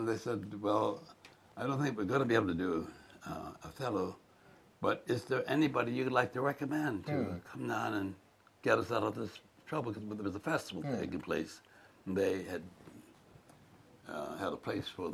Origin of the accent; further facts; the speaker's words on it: Bermuda; moved away; When I grew up in Bermuda, they had segregated schools.